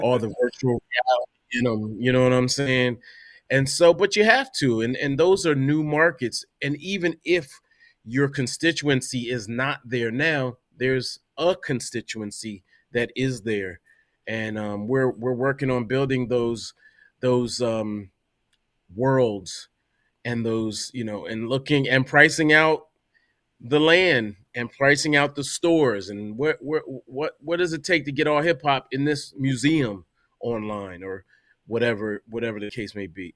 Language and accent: English; Delaware, United States; now in New York, United States; I'm from Delaware originally